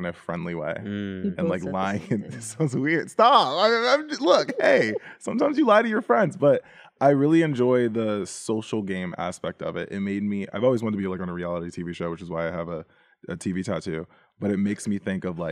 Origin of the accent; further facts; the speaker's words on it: Maryland, United States; I'm from Maryland